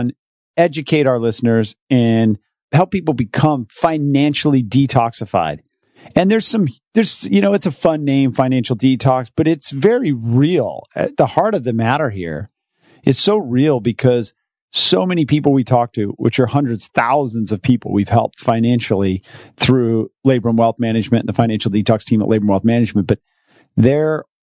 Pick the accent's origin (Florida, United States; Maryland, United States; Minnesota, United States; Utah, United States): Utah, United States; moved away; I'm from Utah where it's cold and it's winter.